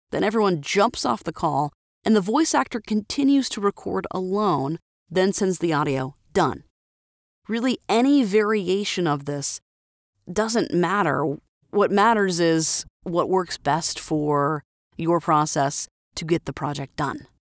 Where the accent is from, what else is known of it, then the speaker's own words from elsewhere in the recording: Florida, United States; now in Idaho, United States; so I have a Florida phone number, which is where I'm from, born, raised, and but now I live in Idaho